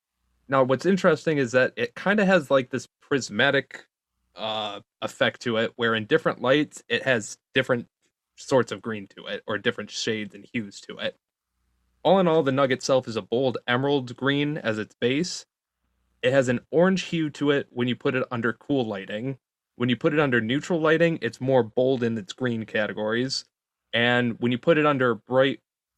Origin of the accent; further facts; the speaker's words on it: Detroit, Michigan, United States; Growing up in Detroit